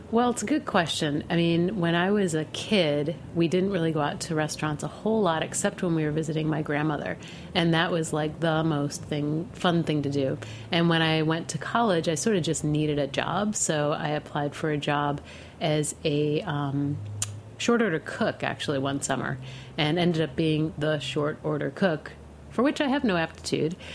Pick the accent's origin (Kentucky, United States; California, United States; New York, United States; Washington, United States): New York, United States; Western New York State, United States; moved away as an adult; also born or lived in Amherst, Massachusetts; I grew up in Western New York State between Rochester and Buffalo